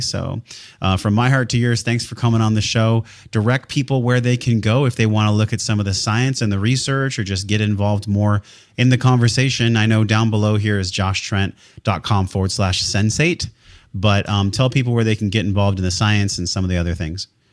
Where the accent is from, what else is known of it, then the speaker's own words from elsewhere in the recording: San Diego, California, United States; I was born and raised in San Diego, California